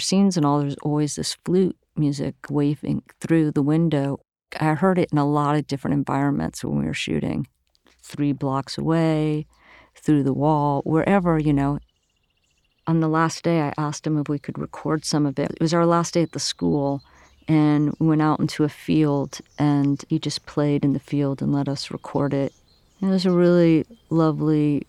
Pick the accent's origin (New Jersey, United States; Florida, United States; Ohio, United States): Florida, United States; Miami; now in New York, United States; I'm from Miami, and the Pacific Northwest is just the visualness of it was so extremely different than Miami, where I came from.